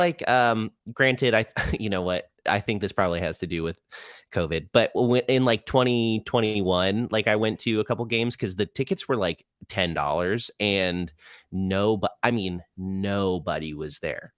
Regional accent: Orlando, Florida, United States; also born or lived in Rhode Island; I was born in Rhode Island, um, but I've lived in Orlando, uh, since I was, like, five. So, yes, I'm, I'm from Orlando

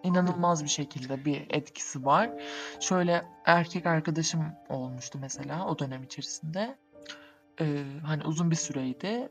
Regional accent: Southeastern Anatolia, Turkey; Güneydoğuluyuz biz.

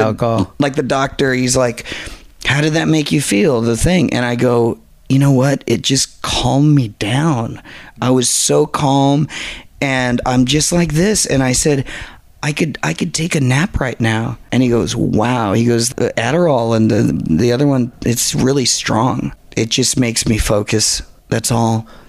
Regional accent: Garden Grove, California, United States; also born or lived in Inglewood, California / Venice, California; I grew up in Garden Grove

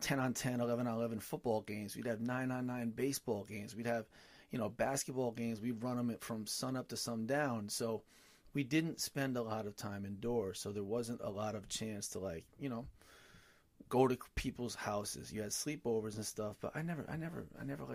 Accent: West Haven, Connecticut, United States; growing up in West Haven

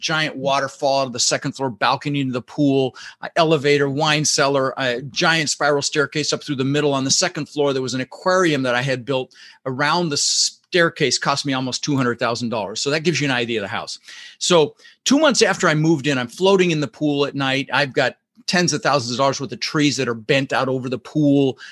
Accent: Denver, Colorado, United States; English is a second language; also born or lived in Netherlands; I immigrated this country when I was six years old with my brother Albert, my mother Zvonta, and I, I was born in the Netherlands, in Holland, and we ended up in Denver, Colorado

